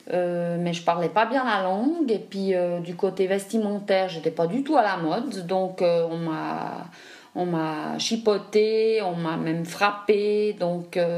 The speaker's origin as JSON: {"language": "French", "region": "Zurich", "country": "Switzerland", "tie": "born or raised there", "also_born_or_lived": "Africa", "second_language": "French", "said": "j'ai grandi jusqu'à l'âge de 12 ans, j'ai grandi en Afrique, parce que mes parents étaient localisés là-bas. Et euh, après, je suis revenue en Suisse, euh, dans la région de Zurich."}